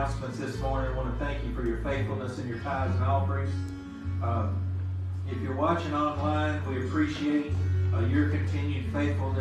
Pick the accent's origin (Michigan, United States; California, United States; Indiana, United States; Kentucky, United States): Kentucky, United States; I'm from Kentucky. I'm just a city boy from Kentucky